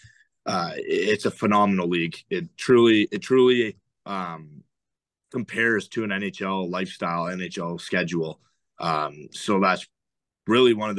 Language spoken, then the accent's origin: English; outside of Toronto, Ontario, Canada; I grew up outside of Toronto, both in Ontario